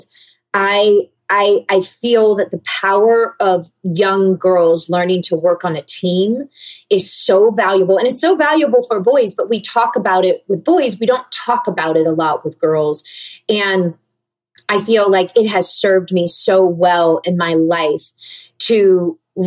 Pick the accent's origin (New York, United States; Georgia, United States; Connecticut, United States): Georgia, United States; now in California, United States; growing up in the South